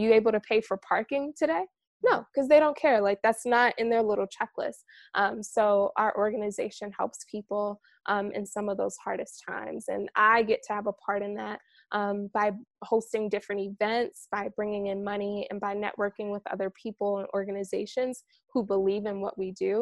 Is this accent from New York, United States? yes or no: yes; New York, United States; moved away; I'm originally from New York